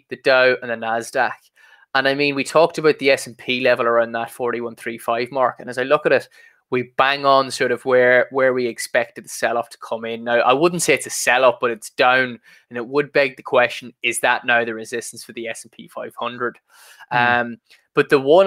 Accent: Ireland; accent: Irish; hearing the Irish accent

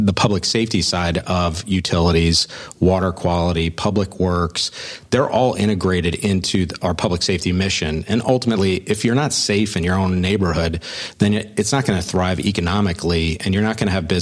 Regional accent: Sarasota, Florida, United States; I grew up in Sarasota, went to college up north

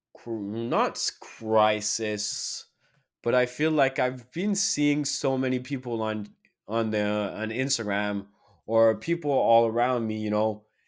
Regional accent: Quebec City, Quebec, Canada; Q C is my hometown

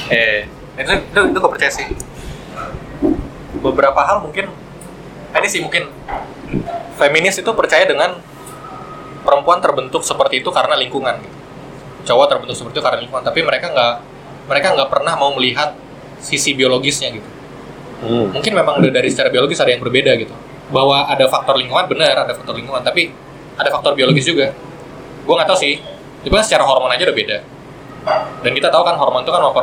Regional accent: Bekasi, West Java, Indonesia; saya dari Bekasi loh.

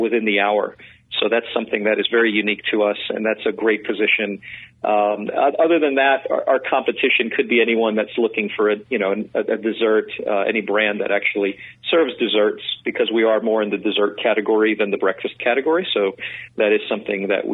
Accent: New York City, New York, United States; I'm a New Yorker. I grew up in New York City

